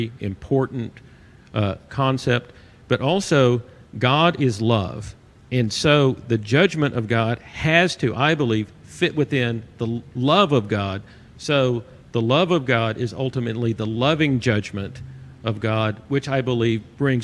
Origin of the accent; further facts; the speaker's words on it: Arkansas, United States; I'm from Arkansas.